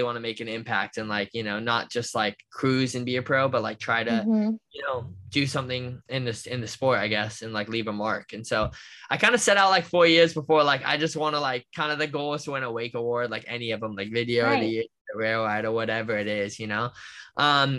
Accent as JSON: {"language": "English", "town": "Orlando", "region": "Florida", "country": "United States", "tie": "born or raised there", "said": "growing up where I grew up in Orlando and in America"}